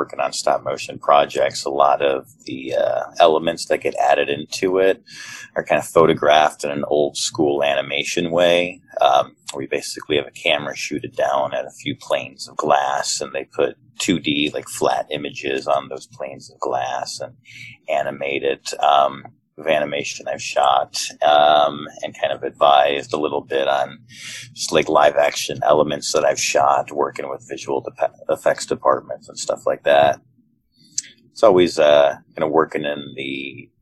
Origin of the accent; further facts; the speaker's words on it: Chicago, Illinois, United States; moved away as an adult; now in Los Angeles, United States; I'm actually from Chicago